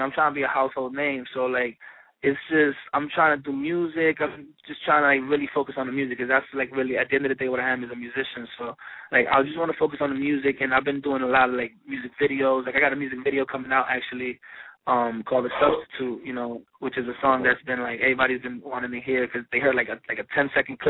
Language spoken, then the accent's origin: English; New York City, New York, United States; Growing up, like, in Washington Heights was, like, you know, I'm still growing up in Washington Heights